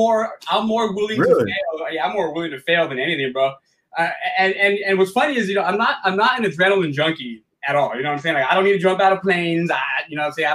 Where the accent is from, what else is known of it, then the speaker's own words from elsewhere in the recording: Alhambra, California, United States; also born or lived in Rock Springs, Wyoming / City Terrace, Los Angeles; I was born in California, but when I was really young, we moved to Wyoming for a while